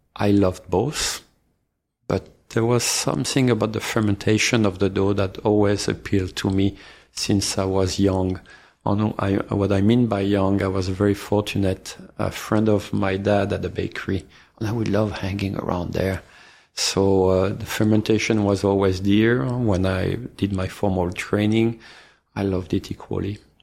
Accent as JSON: {"language": "English", "region": "Normandy", "country": "France", "tie": "born or raised there", "moved": "yes", "said": "I'm from France. I'm from Normandy. Uh, I grew up there, inland, not on the coast."}